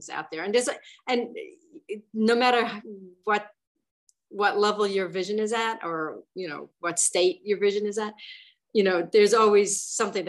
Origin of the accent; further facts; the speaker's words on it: New York City, New York, United States; I'm from the Bronx